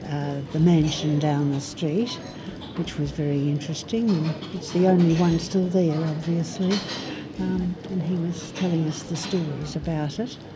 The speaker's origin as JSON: {"language": "English", "town": "Elsternwick", "region": "Victoria", "country": "Australia", "said": "Hi, I'm …, and I'm from Elsternwick."}